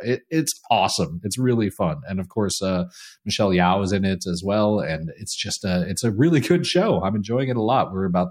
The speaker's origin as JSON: {"language": "English", "country": "United States", "moved": "yes", "lives_now": "Canada"}